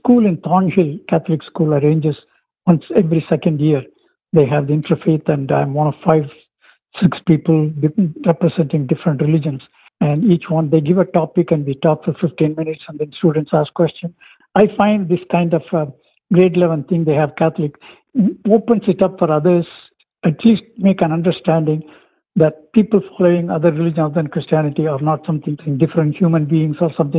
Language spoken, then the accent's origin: English; southern India, India; now in Richmond Hill, Canada; I come from Southern India